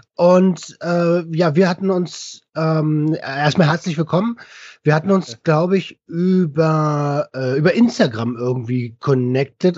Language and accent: German; Berlin, Germany; ich komme aus Berlin